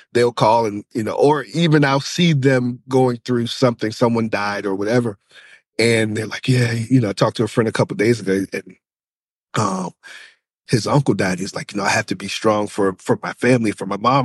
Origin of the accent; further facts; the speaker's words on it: Charlottesville, Virginia, United States; I'm from Charlottesville, Virginia